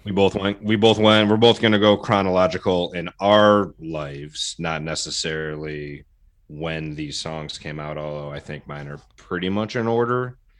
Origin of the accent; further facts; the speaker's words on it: Detroit, Michigan, United States; as a Detroiter, suburban Detroiter, born, you know, born and raised, I grew up on Motown